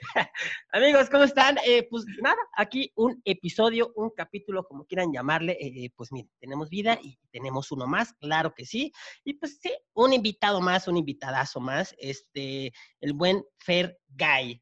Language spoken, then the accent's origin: Spanish; Chiapas, Mexico; yo soy de Chiapas